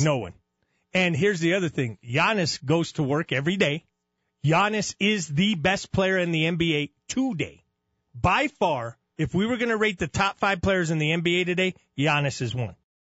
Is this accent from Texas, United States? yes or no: no; Los Angeles, California, United States; now in Albuquerque, United States; I was born in Los Angeles, California, raised here